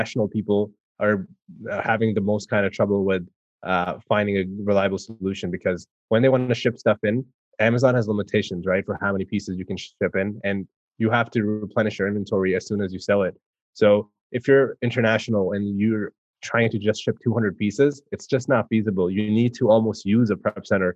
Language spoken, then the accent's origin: English; Canada; I'm from Canada